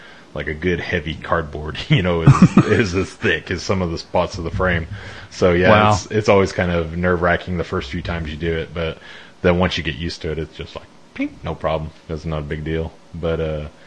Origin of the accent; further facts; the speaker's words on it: Colorado, United States; also born or lived in West Fork, Arkansas; now in Arkansas, United States; We grew up in Colorado